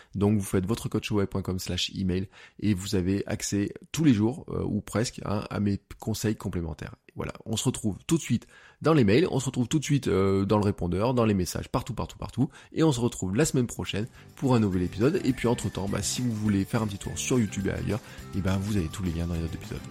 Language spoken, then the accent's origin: French; Auvergne-Rhône-Alpes, France; En tant qu'Auvergnat